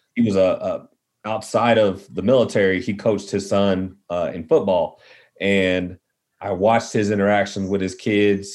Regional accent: Midland, Texas, United States; also born or lived in Fort Worth, Texas; I was born in West Texas, Midland to be exact. So Friday Night Lights was you know my my real life. I saw I knew some of those guys growing up. Moved to Fort Worth

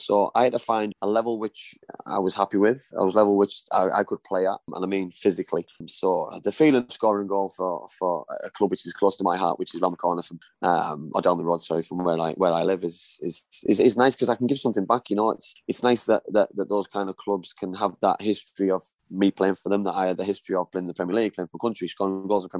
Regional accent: Middlesbrough, North East England, United Kingdom; I wasn't even the best player in my youth team at Middlesbrough

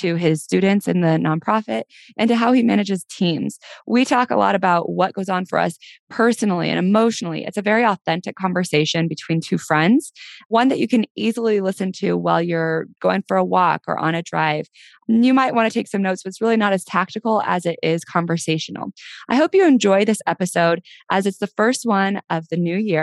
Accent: Denver, Colorado, United States; my hometown, Denver

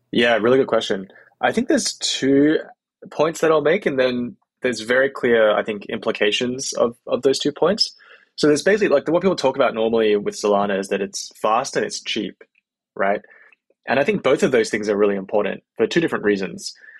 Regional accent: Australia; moved away as an adult; also born or lived in Bay Area, United States; now in United States; I'm from Australia originally, uh, moved to the US about eight years ago.

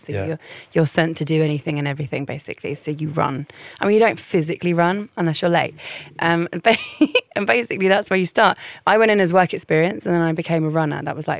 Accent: Croydon, London, United Kingdom; also born or lived in Essex; I was born in Essex. I moved to central London. I grew up in Surrey, but not Surrey, like Croydon.

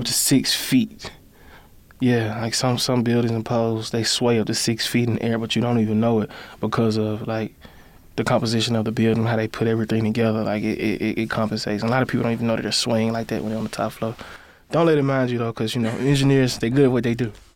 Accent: Birmingham, Alabama, United States; at home in Birmingham, my hometown

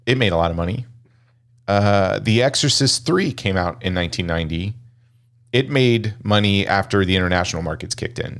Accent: Kansas, United States; growing up in Kansas

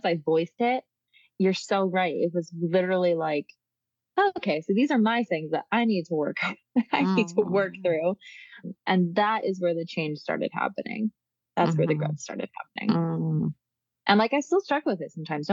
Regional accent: Michigan, United States; moved away as an adult; also born or lived in New York; now in Italy; I'm from Michigan. And then I went to school in New York

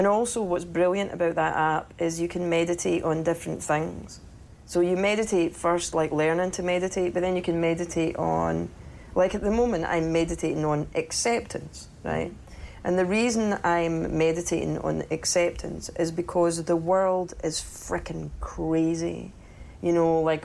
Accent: Cumbernauld, Scotland, United Kingdom; moved away; I'm from Cumbernauld

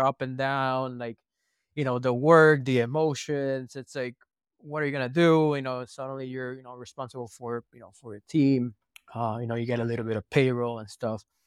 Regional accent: Puerto Rico; moved away; also born or lived in San Francisco / Texas; We're from Puerto Rico. The weather is quite nice

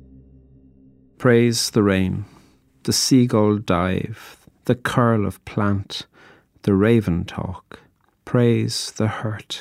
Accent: Ireland; I'm a poet from Ireland

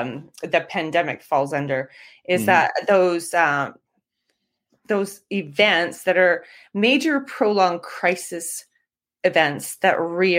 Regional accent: Canada; it's very U.S. focused and I'm Canadian.

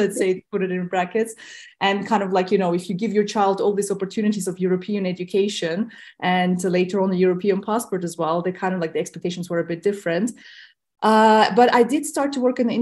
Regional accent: Tajikistan; first language Russian; English is a second language; I myself was born in Tajikistan, which was part of the USSR back then.

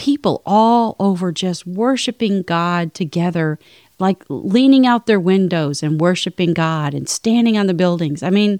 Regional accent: Chicago, Illinois, United States; I grew up in Chicago.

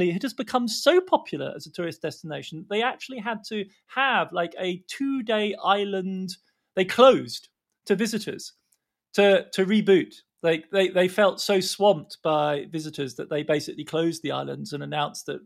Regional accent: Australia; now in California, United States; I'm an Aussie, but I live in California.

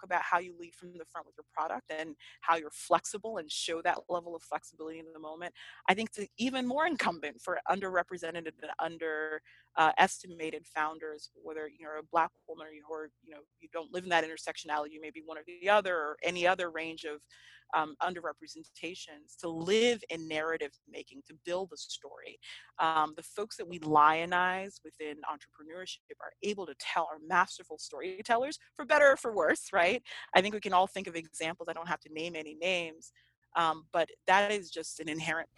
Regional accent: Marietta, Georgia, United States; moved away as an adult; also born or lived in Nigeria / Notre Dame, Indiana; I grew up in Marietta, Georgia. So it is just 30 minutes outside of Atlanta

